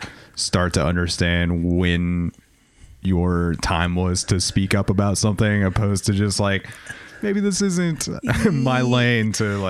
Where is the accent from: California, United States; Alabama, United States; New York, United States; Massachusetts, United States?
California, United States; Southern; being like a Southern California kid